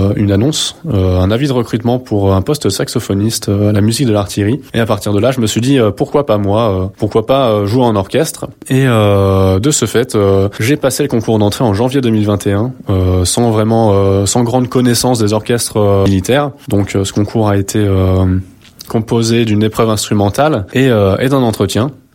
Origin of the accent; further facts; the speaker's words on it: Haute-Savoie, Auvergne-Rhône-Alpes, France; moved away as an adult; also born or lived in Besançon; now in Lyon, France; je suis originaire de Haute-Savoie